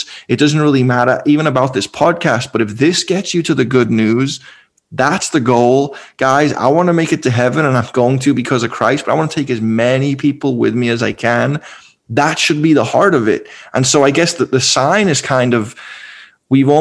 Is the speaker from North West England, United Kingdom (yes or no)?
yes; Liverpool, North West England, United Kingdom; moved away; I'm from Liverpool, one of the most eclectic cities in the world. I grew up with every kind of Muslim